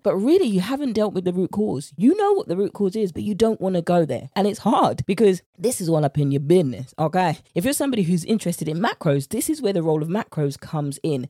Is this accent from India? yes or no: no; United Kingdom; accent: British; my British accent